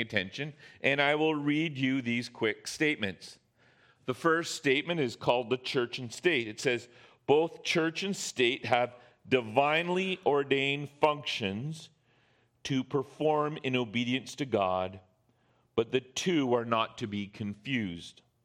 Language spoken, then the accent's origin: English; Canada; we as Canadian citizens